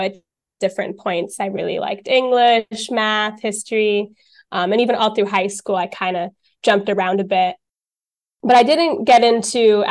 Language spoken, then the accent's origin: English; Highland Park, New Jersey, United States; moved away as an adult; also born or lived in United Kingdom; now in Denmark; I am born and raised in New Jersey on the East Coast of the United States. And I'm kind of from the middle of the state in a town called Highland Park